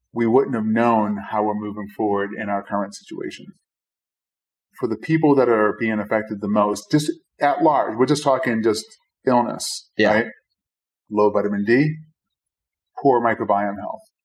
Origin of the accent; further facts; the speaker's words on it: Boston, Massachusetts, United States; I was born and raised in Brighton, which is Five oh, wow. miles away.